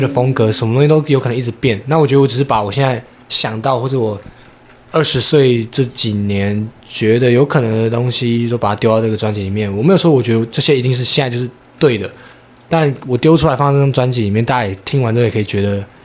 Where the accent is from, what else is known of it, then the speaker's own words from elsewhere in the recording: Taipei, Taiwan; also born or lived in Tainan; 我家本身就台北，我也是从小在台北长大的